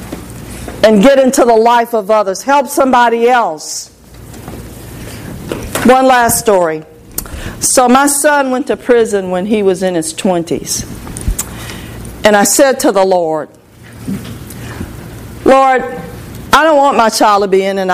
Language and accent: English; Port Arthur, Texas, United States; I'm from Port Arthur, Texas, and I was on the west side of Port Arthur